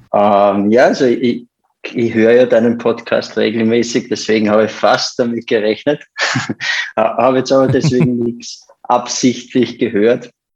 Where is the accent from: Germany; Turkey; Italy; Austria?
Austria; bei uns in Österreich